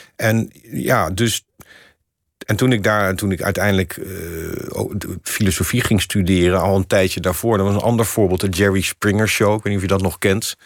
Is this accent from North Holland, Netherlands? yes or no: no; The Hague, South Holland, Netherlands; moved away as an adult; also born or lived in Amsterdam; Ik wilde ook heel graag uit Den Haag weg. Daar ben ik geboren en getogen